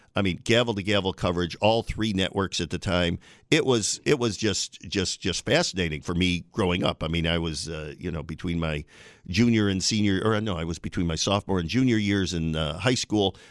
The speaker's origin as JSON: {"language": "English", "town": "Binghamton", "region": "New York", "country": "United States", "tie": "born or raised there", "moved": "as an adult", "lives_now": "Buffalo, United States", "said": "I moved here in, from my hometown of Binghamton in nineteen eighty-nine."}